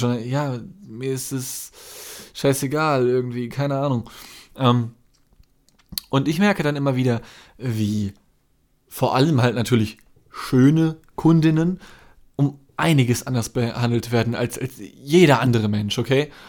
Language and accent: German; Germany; mein Vater ist Brite, aber ich bin in Deutschland geboren, also ich bin Deutscher